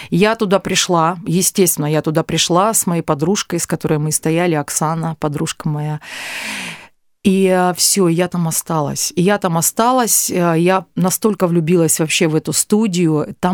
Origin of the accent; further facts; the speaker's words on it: Azov, Rostov Oblast, Russia; born there; А, ну что, родилась я в Ростовской области, в небольшом городе Азове этот город не находится на Азовском море, до Азовского моря.